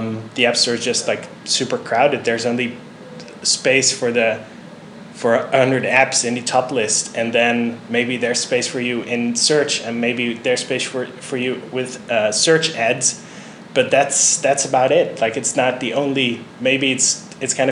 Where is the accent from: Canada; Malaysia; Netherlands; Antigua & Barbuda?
Netherlands; moved away; I'm originally from the Netherlands